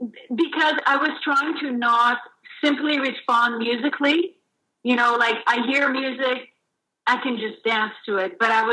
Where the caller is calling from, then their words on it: Toronto, Ontario, Canada; I'm calling from where I work, and where it's downtown Toronto in Regent Park, where the Citadel is located.